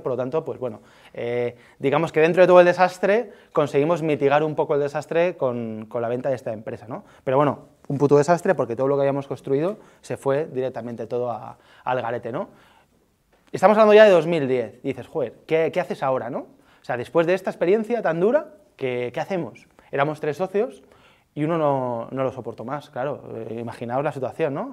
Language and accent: Spanish; Alicante, Valencian Community, Spain; moved away as an adult; now in Madrid, Spain; yo soy de Alicante